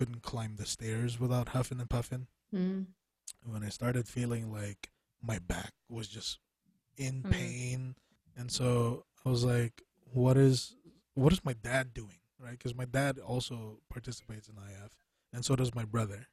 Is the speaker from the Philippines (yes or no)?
yes; Philippines; as a Filipino person